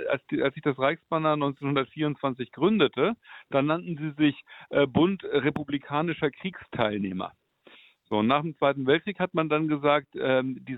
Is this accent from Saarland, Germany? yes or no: no; Berlin, Germany; Ich selber sitze in Berlin, bin auch selber Berliner